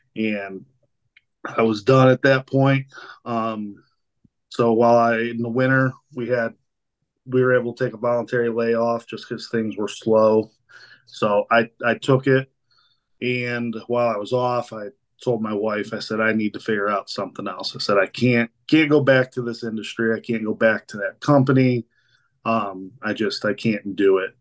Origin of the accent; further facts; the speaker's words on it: Spencer, Ohio, United States; I am from Spencer, Ohio, here uh, uh in southern Medina County